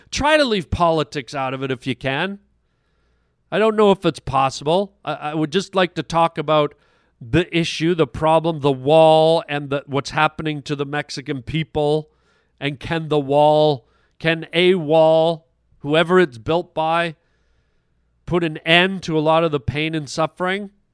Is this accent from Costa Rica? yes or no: no; Canada; I'm a Canadian